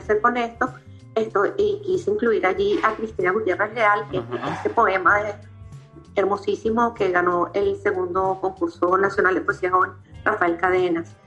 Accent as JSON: {"language": "Spanish", "town": "Caracas", "region": "Capital District", "country": "Venezuela", "tie": "born or raised there", "said": "yo soy, bueno, nací en Katia"}